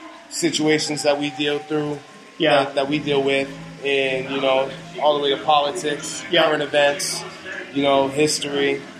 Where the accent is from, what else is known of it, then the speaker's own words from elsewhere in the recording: Dover, New Hampshire, United States; I'm from Dover.